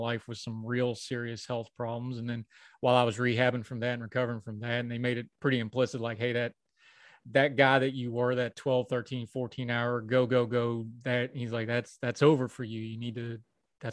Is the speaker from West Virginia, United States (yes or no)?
yes; West Virginia, United States; moved away as an adult; Wound up back in my hometown working at Walmart